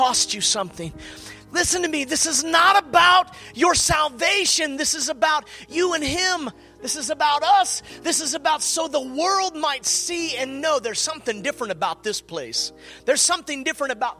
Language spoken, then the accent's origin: English; United States; born and raised. With the exception of about 6 years, I lived outside of the state